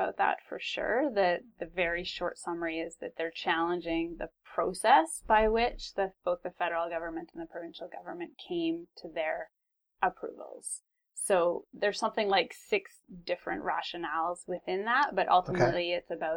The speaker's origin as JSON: {"language": "English", "town": "Vancouver", "region": "British Columbia", "country": "Canada", "tie": "born or raised there", "also_born_or_lived": "Salt Spring Island", "said": "growing up in Vancouver and on Salt Spring Island"}